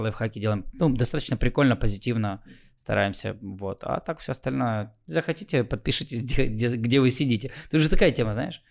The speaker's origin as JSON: {"language": "Russian", "town": "Khmelnytskyi", "region": "Khmelnytskyi Oblast", "country": "Ukraine", "said": "я из Хмельницкого вроде как западная Украина"}